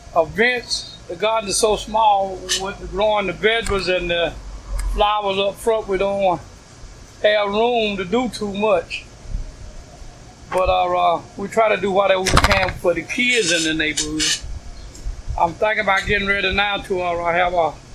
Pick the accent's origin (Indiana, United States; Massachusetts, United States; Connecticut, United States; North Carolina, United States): North Carolina, United States; Woodson; moved away as an adult; now in Brooklyn, United States; I'm from Woodson, North Carolina. I lived on a farm in Woodson, North Carolina